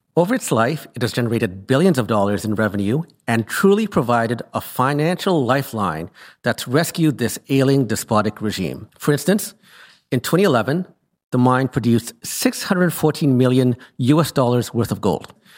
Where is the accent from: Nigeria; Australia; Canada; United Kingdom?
Canada; I returned home to Canada